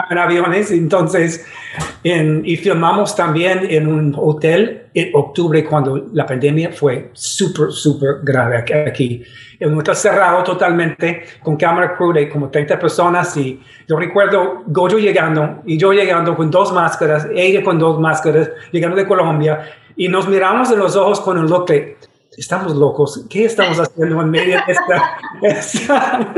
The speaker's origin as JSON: {"language": "Spanish", "town": "Detroit", "region": "Michigan", "country": "United States", "tie": "born or raised there", "also_born_or_lived": "New York", "second_language": "Spanish", "moved": "yes", "said": "crecí en Detroit"}